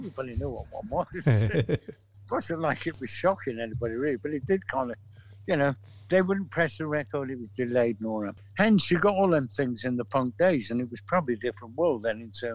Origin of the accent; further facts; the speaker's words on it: Manchester, North West England, United Kingdom; We're from Manchester.